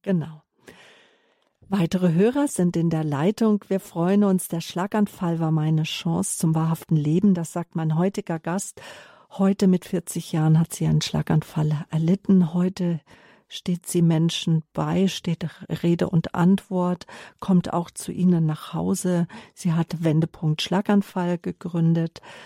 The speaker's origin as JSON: {"language": "German", "town": "Herborn", "region": "Hesse", "country": "Germany", "tie": "born or raised there", "moved": "yes", "said": "Ich bin in Herborn-Seelbach geboren"}